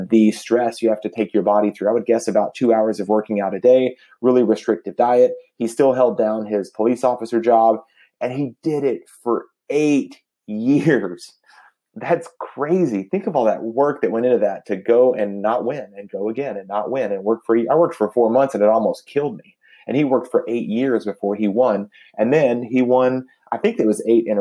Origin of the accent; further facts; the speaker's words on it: Dallas, Texas, United States; I grew up in the Dallas, Texas area